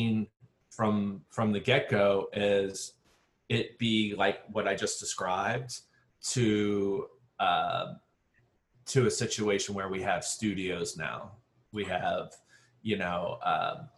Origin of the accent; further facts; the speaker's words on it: New Orleans, Louisiana, United States; also born or lived in Shreveport, Louisiana; New Orleans is my hometown, but I'm now 10 years invested back into New Orleans